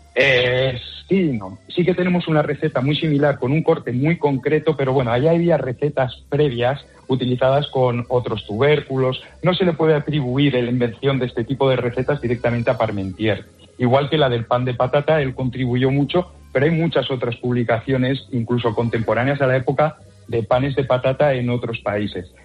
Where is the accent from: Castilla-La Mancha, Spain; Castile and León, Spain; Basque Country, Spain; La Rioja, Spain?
La Rioja, Spain; yo soy riojano, si algo sabemos en La Rioja es chascar patatas